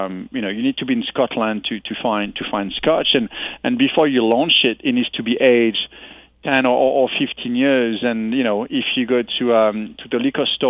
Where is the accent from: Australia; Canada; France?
France; moved away as an adult; now in United States; I come from France